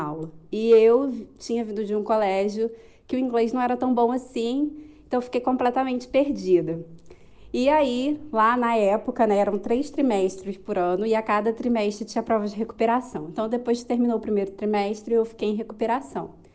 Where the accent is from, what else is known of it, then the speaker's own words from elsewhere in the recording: Rio de Janeiro, Brazil; now in Cape Verde; sou do Rio de Janeiro, morando em Cabo Verde, na África